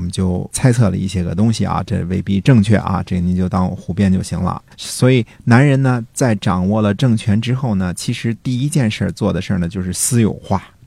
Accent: China; 我们中国人

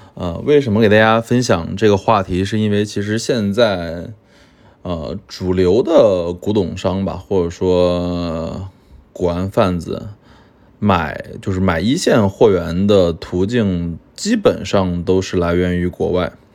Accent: China; 我们中国人

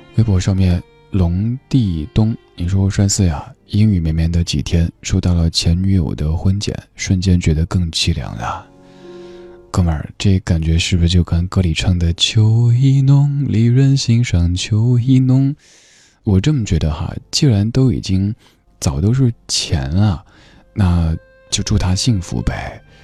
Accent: Chengdu, Sichuan, China; moved away; 因为在成都的时候，都是一个小孩子，就是好好上学

